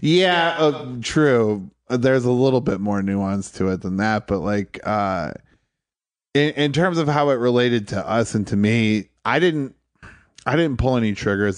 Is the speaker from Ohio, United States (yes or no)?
yes; Toledo, Ohio, United States; moved away as an adult; also born or lived in Detroit / Charleston, South Carolina; now in New York City, United States; I grew up in Toledo.